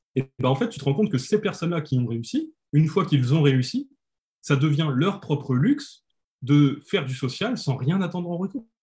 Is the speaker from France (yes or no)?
yes; France; on est français